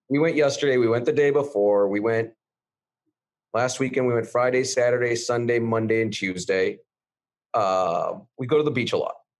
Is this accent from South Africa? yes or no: no; Canada; now in United States; I'm Canadian